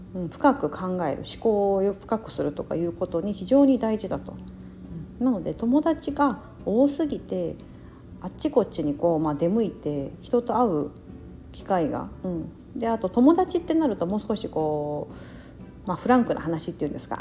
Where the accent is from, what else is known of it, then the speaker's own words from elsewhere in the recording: Osaka, Japan; moved away; 大阪出身、関西出身の人だから